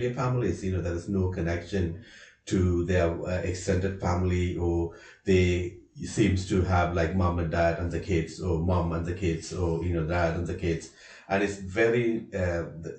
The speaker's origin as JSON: {"language": "English", "country": "Sri Lanka", "moved": "as an adult", "lives_now": "Ireland", "said": "I'm from Sri Lanka. I'm living in Ireland over the last 20 years."}